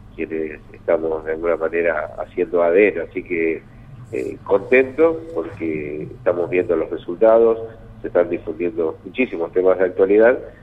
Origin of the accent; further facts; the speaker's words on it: Salazar, Buenos Aires Province, Argentina; moved away; yo soy de un pueblo cerca de Pegojo, sí, sí, Salazar, y bueno, pertenece al partido de Deró